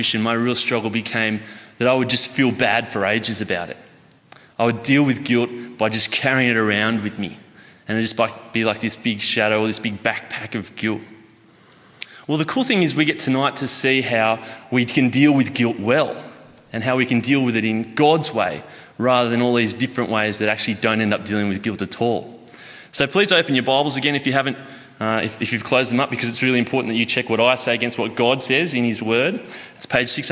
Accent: Armidale, New South Wales, Australia; moved away as an adult; I moved down here from Armidale, which is a place about 6 hours north. Generally people know it either for the university or for being a really cold spot that you've stopped on your way to Brisbane or something. Well, so I grew up there, spent about the last 30 years there

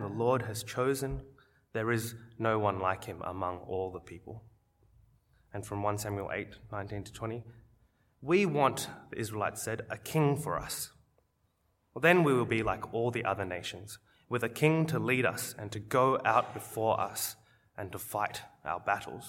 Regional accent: Wollongong, New South Wales, Australia; growing up in Wollongong, we used to go as a school to cheer on the Wollongong Hawks, our local basketball team

